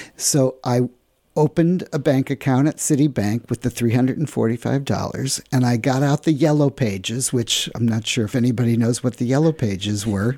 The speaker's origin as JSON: {"language": "English", "town": "St. Louis", "region": "Missouri", "country": "United States", "tie": "born or raised there", "also_born_or_lived": "New York", "moved": "yes", "said": "my hometown here"}